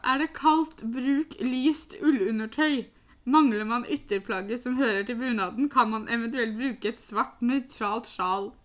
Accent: Norway; som nordmenn

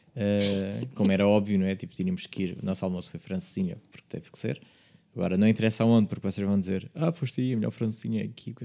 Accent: Margem Sul, Lisbon, Portugal; não sou de Lisboa, sou da margem sul

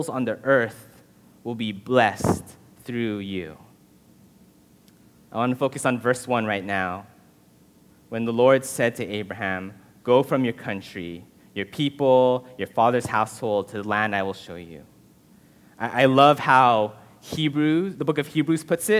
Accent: Southern California, United States; I was born and raised in Southern California

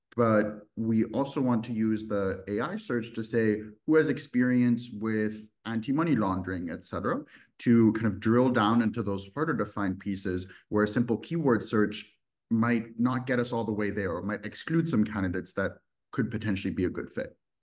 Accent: Düsseldorf, North Rhine-Westphalia, Germany; moved away; also born or lived in United States; I'm originally from Germany. I grew up in a city called Düsseldorf

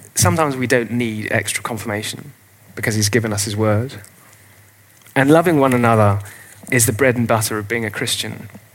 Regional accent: England, United Kingdom; carry on being English

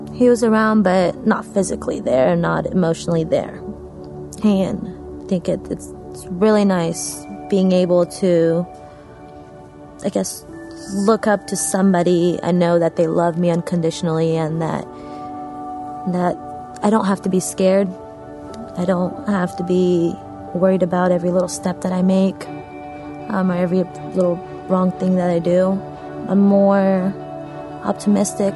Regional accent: Texas, United States; also born or lived in Kabul, Afghanistan / India; I'm originally from Afghanistan. I was born there, uh, born in Kabul, Afghanistan, moved out of there when I was 18 months old, lived in India for about five years, and moved down to Texas after

